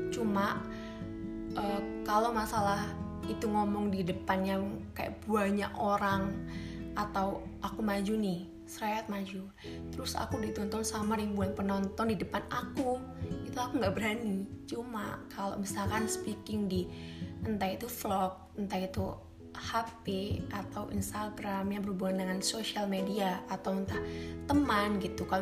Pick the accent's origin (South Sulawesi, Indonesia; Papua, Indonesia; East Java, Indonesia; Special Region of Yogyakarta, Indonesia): East Java, Indonesia; Malang; dan aku berasal dari Malang gitu